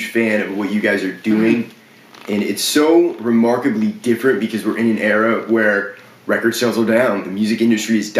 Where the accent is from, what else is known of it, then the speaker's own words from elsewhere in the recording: Brunswick, Maine, United States; moved away as an adult; now in Nashville, United States; growing up in Brunswick.